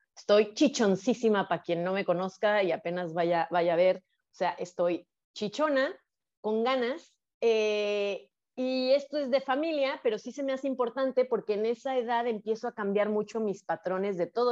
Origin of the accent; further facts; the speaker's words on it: Guadalajara, Jalisco, Mexico; moved away as an adult; also born or lived in Playa del Carmen; yo nací en Guadalajara, Jalisco, eh, en una familia privilegiada económicamente